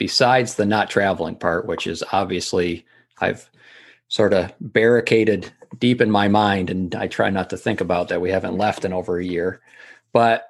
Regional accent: Massachusetts, United States; training for it in my hometown.

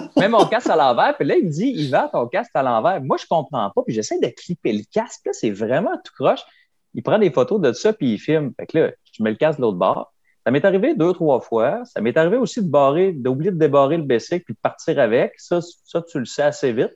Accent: Kamouraska, Quebec, Canada; chez nous à Kamouraska

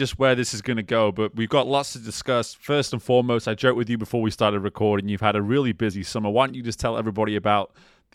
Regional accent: England, United Kingdom; moved away as an adult; now in United States; I grew up playing soccer in England.

